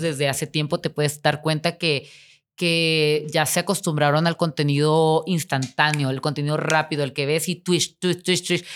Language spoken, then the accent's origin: Spanish; Tijuana, Baja California, Mexico; moved away; yo voy a regresar y voy a vivir en mi pueblito